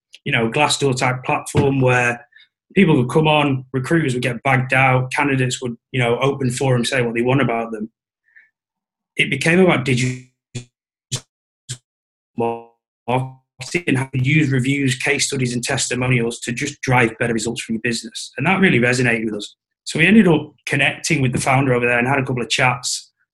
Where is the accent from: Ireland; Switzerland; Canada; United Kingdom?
United Kingdom; Blackpool, North West England; Blackpool originally.